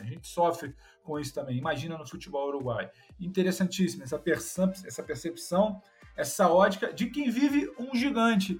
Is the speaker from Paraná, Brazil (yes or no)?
no; Rio de Janeiro, Brazil; nós que somos do Rio de Janeiro, eu, você, Carioca